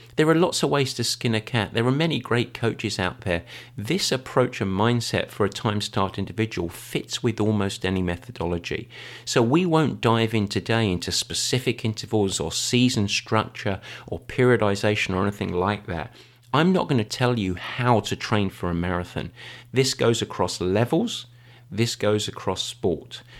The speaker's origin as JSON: {"language": "English", "region": "England", "country": "United Kingdom", "said": "I am English. I was raised on afternoon English tea"}